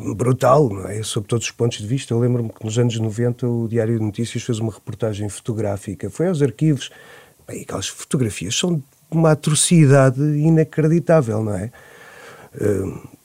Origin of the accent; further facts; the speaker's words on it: Nazaré, Centro, Portugal; Eu nasci na Nazaré, em 74, em junho